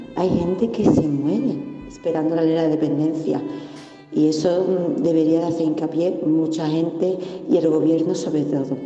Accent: Seville, Andalusia, Spain; soy de Sevilla

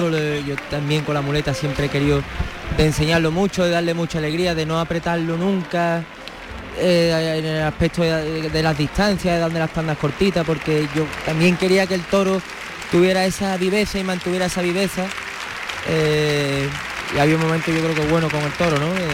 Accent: Seville, Andalusia, Spain; nosotros que somos de aquí de Sevilla.

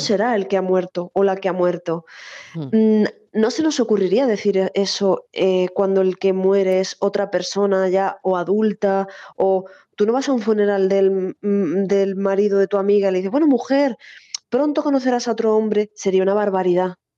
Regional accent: Cádiz, Andalusia, Spain; moved away; yo además soy de Cádiz y bueno, pues eh, Canal Sur me ha acompañado siempre en mis años, sobre todo de adolescencia y juventud cuando viví allí

